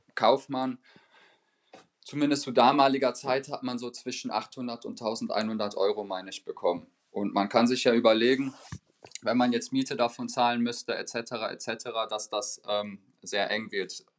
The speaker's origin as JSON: {"language": "German", "town": "Dortmund", "region": "North Rhine-Westphalia", "country": "Germany", "first_language": "German", "moved": "yes", "lives_now": "Frankfurt, Germany", "said": "da wo ich herkomme, aus der äh, Region Dortmund, da spricht man zum Beispiel anderes Deutsch, als äh, wie man es hier in Frankfurt sprechen würde."}